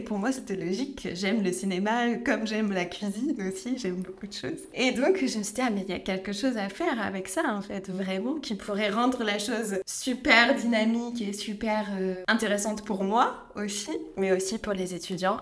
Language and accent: French; France; moi je suis née donc euh, en France, j'ai grandi à la campagne